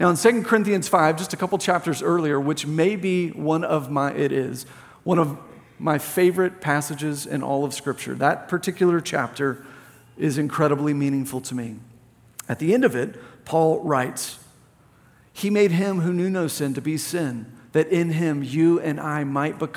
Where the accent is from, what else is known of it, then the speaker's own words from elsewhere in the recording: Plano, Texas, United States; I grew up in Plano